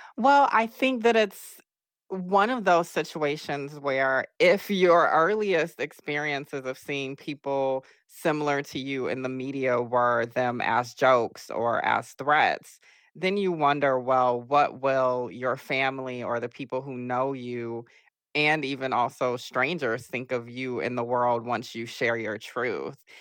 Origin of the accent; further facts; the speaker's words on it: Augusta, Georgia, United States; I'm from Augusta, Georgia